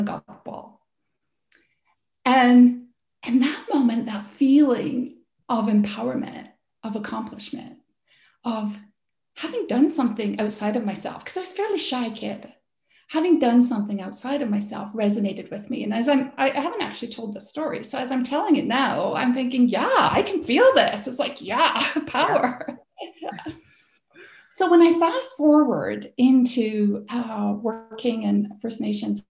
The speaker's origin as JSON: {"language": "English", "region": "Scotland", "country": "United Kingdom", "tie": "born or raised there", "moved": "yes", "lives_now": "Canada", "said": "I grew up in Scotland and played lots of sport in Scotland"}